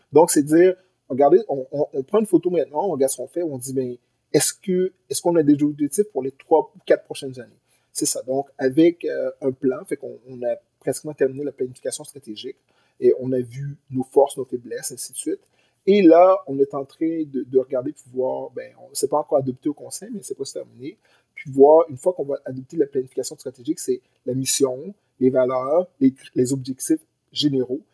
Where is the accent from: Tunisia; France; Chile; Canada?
Canada; Granby, Quebec; moved away as an adult; also born or lived in Haiti (origin/ancestry); now in Montreal, Canada; je viens de Granby, je viens d'une, je viens d'une ville qui avait, à l'époque, 95% de population blanche francophone